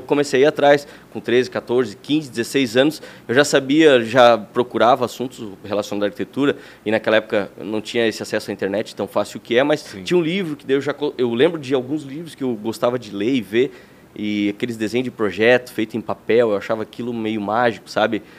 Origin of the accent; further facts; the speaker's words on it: Blumenau, Santa Catarina, Brazil; also born or lived in Lages; eu sou de Lages, não nasci em Blumenau. Olha. Mas eu vim para cá com 5 anos